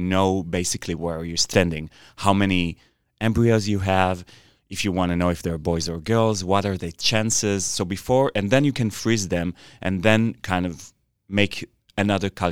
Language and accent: English; Israel; English is a second language; now in United States; I'm an immigrant from Israel and I'm not an American.